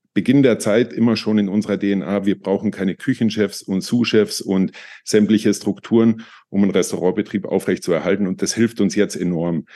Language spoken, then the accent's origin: German; Tyrol, Austria; Ich bin Österreicher, Tiroler